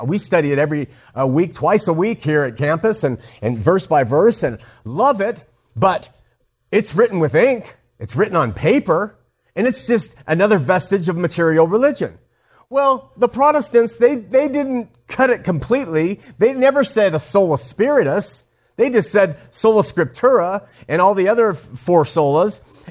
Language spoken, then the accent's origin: English; Southern California, United States; I grew up in Southern California as a waspy SoCal kid